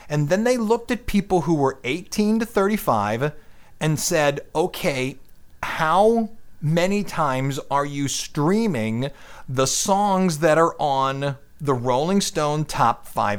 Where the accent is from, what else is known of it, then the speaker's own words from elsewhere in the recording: California, United States; I'm from California.